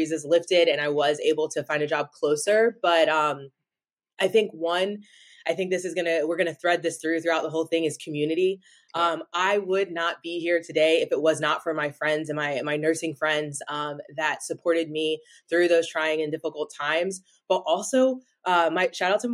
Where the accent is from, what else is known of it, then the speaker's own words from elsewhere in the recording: Raleigh, North Carolina, United States; I'm from Raleigh, North Carolina, shout out 919